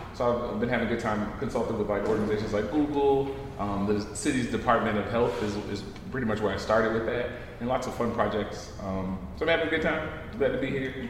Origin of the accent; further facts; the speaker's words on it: New Orleans, Louisiana, United States; moved away as an adult; now in New York, United States; I'm from New Orleans originally